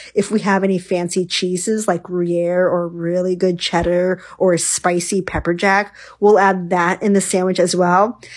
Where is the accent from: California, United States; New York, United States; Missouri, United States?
New York, United States; now in West Coast, United States; When I grew up in New York, one of um, the most popular things we did was go to the local, you know, bagel shop.